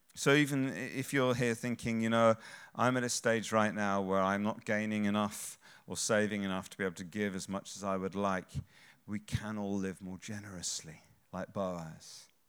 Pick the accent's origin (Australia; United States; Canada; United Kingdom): United Kingdom; England; we're English